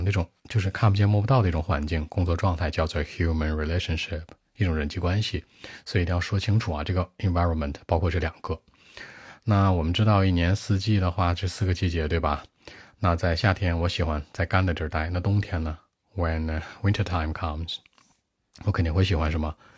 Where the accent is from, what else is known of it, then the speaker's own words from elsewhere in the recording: northern China, China; I grew up in northern part of my country。我是北方长大的